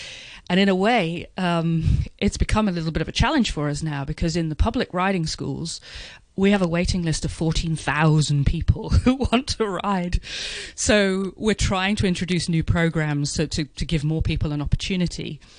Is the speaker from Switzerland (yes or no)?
no; United Kingdom; moved away as an adult; now in Hong Kong; I came from Great Britain, where, you know, we had over 1 million people riding